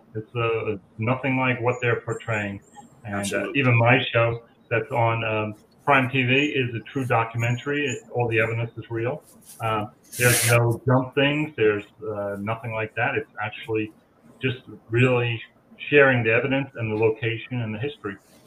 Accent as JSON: {"language": "English", "area": "Long Island", "region": "New York", "country": "United States", "tie": "born or raised there", "said": "I grew up on Long Island"}